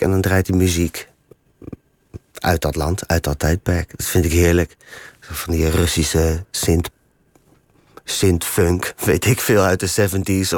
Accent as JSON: {"language": "Dutch", "town": "Ede", "region": "Gelderland", "country": "Netherlands", "also_born_or_lived": "The Hague", "moved": "yes", "said": "ik kom uit Ede"}